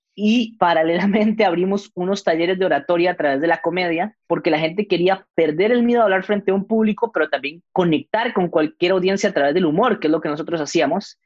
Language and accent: Spanish; Costa Rica; Yo, yo nací allá, mis papás son peruanos, pero yo nací en Costa Rica